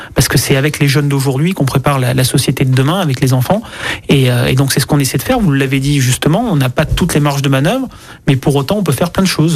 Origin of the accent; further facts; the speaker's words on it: Ardèche, Auvergne-Rhône-Alpes, France; now in Écully, France; j'ai grandi en Ardèche